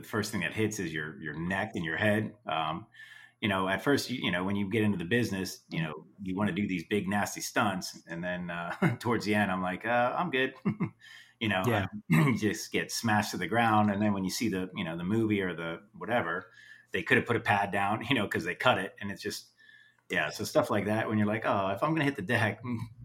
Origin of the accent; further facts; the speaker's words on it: Cocoa Beach, Florida, United States; also born or lived in Orlando, Florida; I grew up in Florida in Cocoa Beach area, and then moved to Orlando